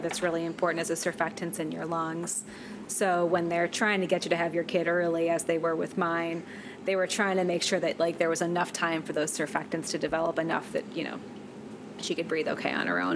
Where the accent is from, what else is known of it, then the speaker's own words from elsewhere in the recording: Midwest, United States; accent: Midwestern; my T glottalization Midwestern ass voice